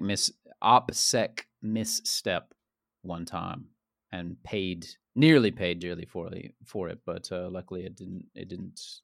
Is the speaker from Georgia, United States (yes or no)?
yes; Central Georgia, United States; moved away; I'm from Central Georgia.